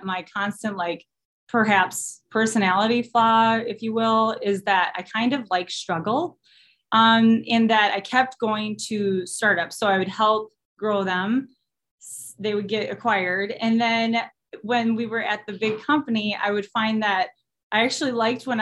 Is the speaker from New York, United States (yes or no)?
no; Austin, Minnesota, United States; moved away as an adult; also born or lived in Eau Claire, Wisconsin; I'm originally from Austin, Minnesota